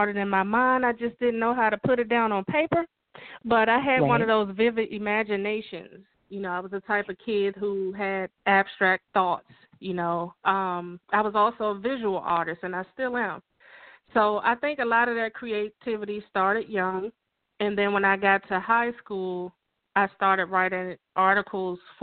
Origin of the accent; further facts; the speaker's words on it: Washington, District of Columbia, United States; moved away as an adult; also born or lived in suburban Maryland; now in Maryland, United States; I'm from Washington, D.C. I currently live in suburban Maryland.